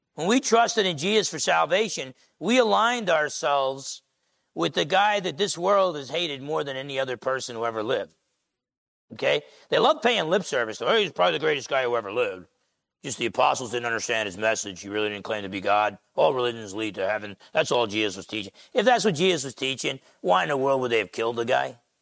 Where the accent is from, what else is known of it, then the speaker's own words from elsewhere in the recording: Essex County, New Jersey, United States; Growing up in Essex County, New Jersey